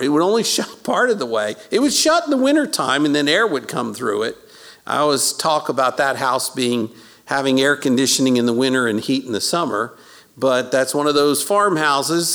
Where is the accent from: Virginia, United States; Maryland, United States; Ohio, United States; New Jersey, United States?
Maryland, United States; Baltimore; I was born in South Baltimore at uh, South Baltimore General Hospital